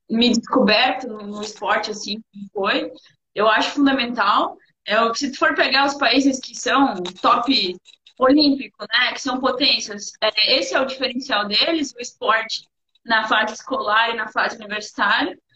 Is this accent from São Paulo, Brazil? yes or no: no; Teutônia, Rio Grande do Sul, Brazil; Não, sou de Teutônia.